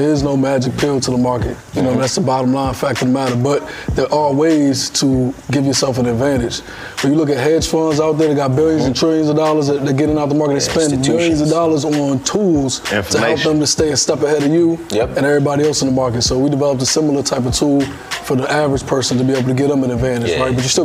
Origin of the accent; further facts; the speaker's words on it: Washington, United States; From the Washington metropolitan area in Northern Virginia, Maryland, the whole 495. So shout out to the DMV.